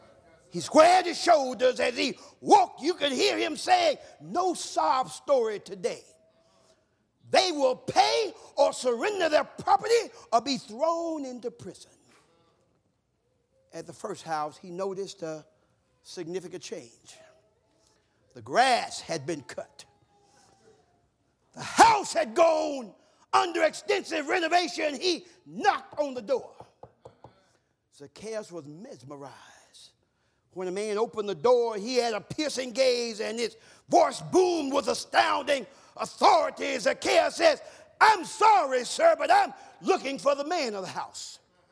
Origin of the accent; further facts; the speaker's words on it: the South, United States; years ago, where I grew up in the South, when someone passed, they put a funeral spray on the door.